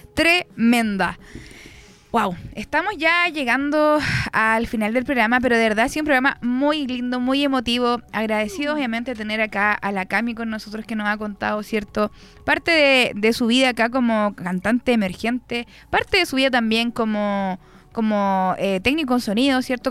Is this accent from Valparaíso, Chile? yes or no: no; Concepción, Biobío, Chile; Yo también soy muy penquista.